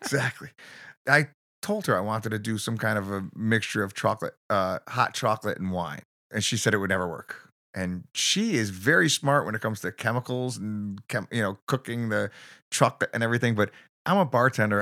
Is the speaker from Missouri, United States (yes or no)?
no; Bridgeport, Connecticut, United States; also born or lived in New Jersey; now in Newtown, United States; I grew up in Bridgeport.